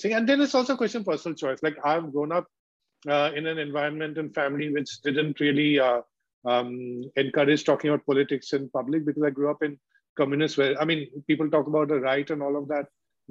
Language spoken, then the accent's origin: English; Kolkata, West Bengal, India; I grew up in Calcutta in a leftist environment